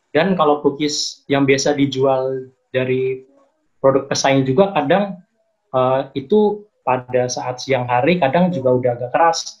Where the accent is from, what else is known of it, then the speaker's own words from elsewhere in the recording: Klaten, Central Java, Indonesia; now in Cikarang, Indonesia; Uh, kalau saya sih uh, tinggal di Cikarang ya teh, cuman saya asli dari Jawa dari Klaten Jawa